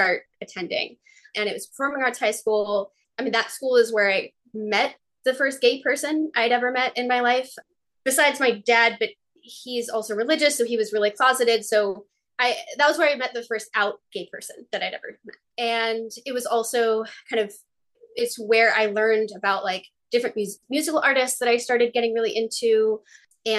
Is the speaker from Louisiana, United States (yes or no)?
no; near Boston, Massachusetts, United States; I grew up near Boston